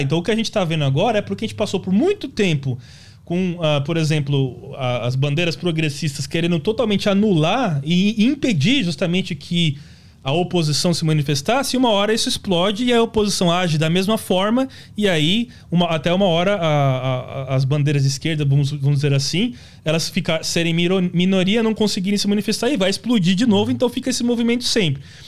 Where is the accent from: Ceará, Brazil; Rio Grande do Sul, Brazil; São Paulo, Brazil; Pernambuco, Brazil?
São Paulo, Brazil; Santana de Parnaíba; born or raised there